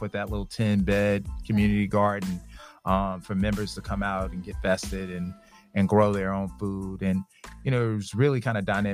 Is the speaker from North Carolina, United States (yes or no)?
yes; Greensboro, North Carolina, United States; moved away as an adult; now in Rock Hill, United States; I'm originally from Greensboro, North Carolina